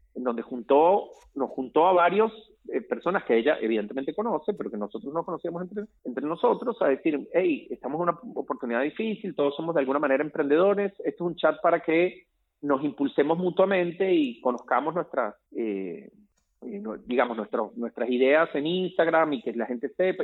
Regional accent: Caracas, Capital District, Venezuela; en el edificio donde yo crecí en Caracas, en Venezuela

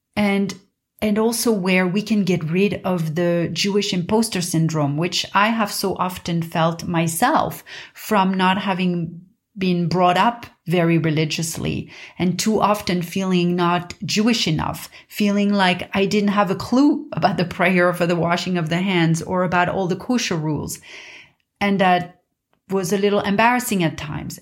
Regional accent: Paris, Île-de-France, France; I grew up in Paris, in a quiet neighborhood of Paris

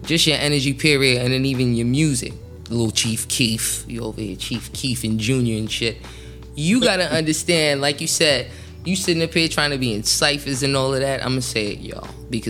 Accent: New Jersey, United States; I'm from Jersey

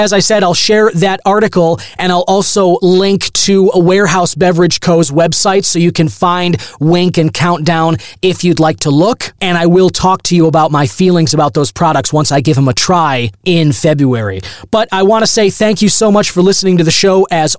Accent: United States; we, as the American people

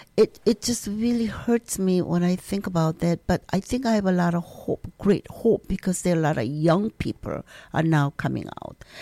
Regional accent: South Korea; now in Minnesota, United States; I'm s, from South Korea

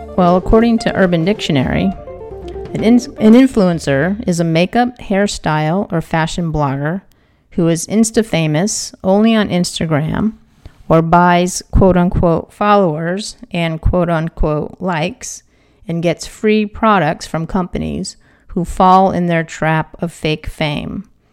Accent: East Coast, United States; moved away; I'm from the East Coast.

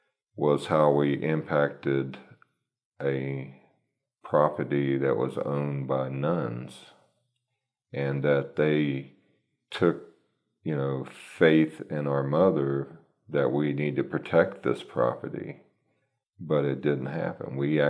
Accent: Texas, United States; I came from Texas, so believe me, there's a lot of companies that, you know, it's all about the almighty dollar

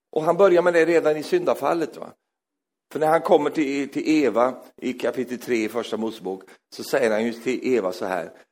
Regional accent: Sweden; jag är svensk

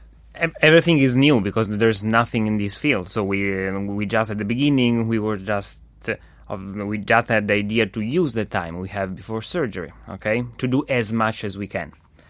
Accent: Italy; now in Montreal, Canada; I come all my way from Italy just here in Montreal, because it's a unique model.

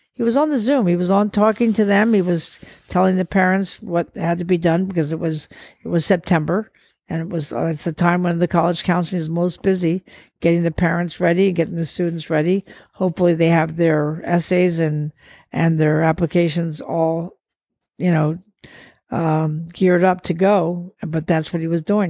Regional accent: Portugal; moved away; I grew up in Portugal, I go back to see the few relatives that are still alive

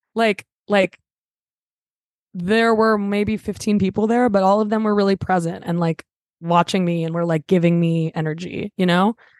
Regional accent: Los Angeles, California, United States; I'm from L A, I'm a Valley girl

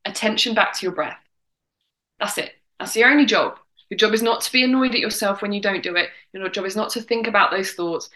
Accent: England, United Kingdom; accent: English; my English accent

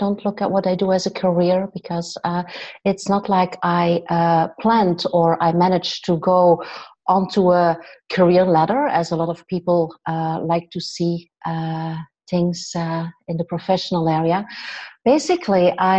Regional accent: West Flanders, Belgium; also born or lived in Ghent area, Belgium / Andalusia, Spain; now in Ghent, Belgium; I'm Belgian. I'm from West Flanders, this tiny little town

